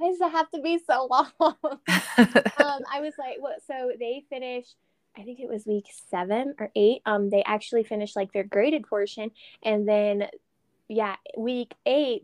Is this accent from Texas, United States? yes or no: yes; Texas, United States; moved away; I'm Texan